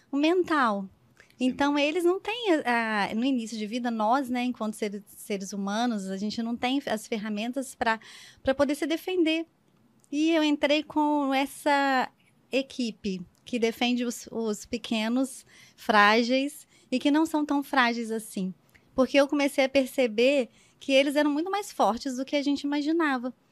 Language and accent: Portuguese; Minas Gerais, Brazil; also born or lived in Petrópolis / Rio de Janeiro / São Paulo; Mas eu digo que eu sou do mundo, na verdade, porque eu venho de Minas, mas fui morar em Petrópolis e depois Rio de Janeiro, depois São Paulo.